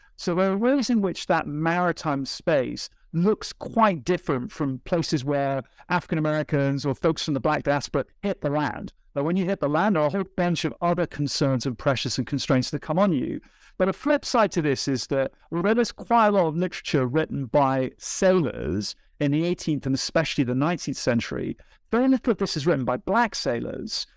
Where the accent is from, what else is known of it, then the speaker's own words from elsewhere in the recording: United Kingdom; moved away as an adult; also born or lived in United States; I'm a Brit. Well, I've lived a long time in the U S.